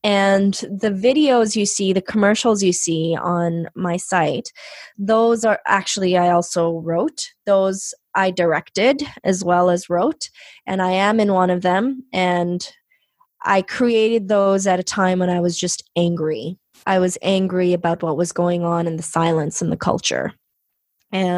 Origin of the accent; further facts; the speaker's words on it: Canada; first language Punjabi; English is a second language; I was born in Canada